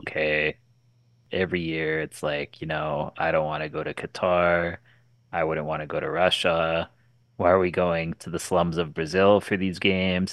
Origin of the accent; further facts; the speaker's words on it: Canada; my home country